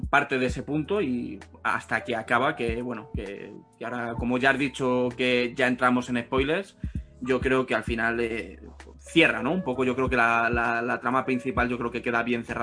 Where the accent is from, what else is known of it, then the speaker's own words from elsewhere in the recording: Spain; siendo española, que ya sabéis que, que yo soy un poco reacio a mm. todo el producto español